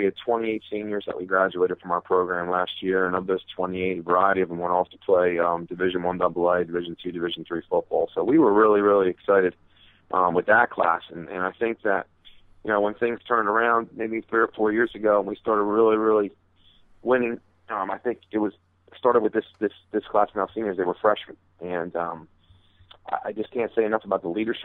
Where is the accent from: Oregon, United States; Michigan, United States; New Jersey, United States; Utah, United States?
New Jersey, United States; Phillipsburg; growing up in Phillipsburg and being a Phillipsburg native myself